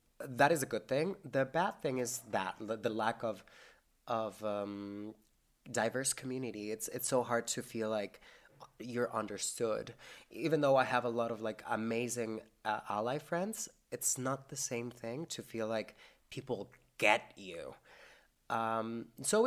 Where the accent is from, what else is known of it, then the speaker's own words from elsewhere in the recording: Mexico; now in St. John's, Canada; Mexico will always be my home country, but I don't feel like Mexico is home anymore.